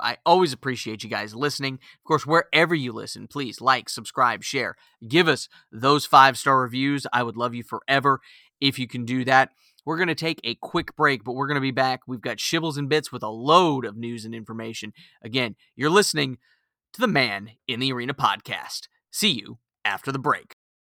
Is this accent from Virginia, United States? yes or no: yes; Virginia, United States; my home state of Virginia